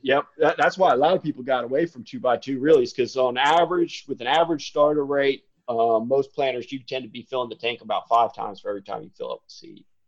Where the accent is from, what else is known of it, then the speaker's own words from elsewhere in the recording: Smyrna, Delaware, United States; moved away; also born or lived in Maryland; I grew up in Smyrna, Delaware, kind of small town